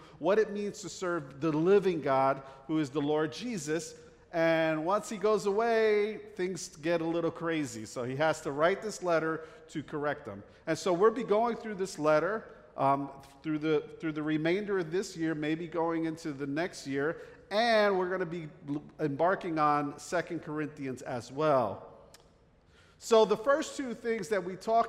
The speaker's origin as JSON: {"language": "English", "region": "New Jersey", "country": "United States", "tie": "born or raised there", "accent": "Jersey", "moved": "yes", "said": "I grew up in the North Jersey area, right outside New York City. That's why I have this Jersey accent"}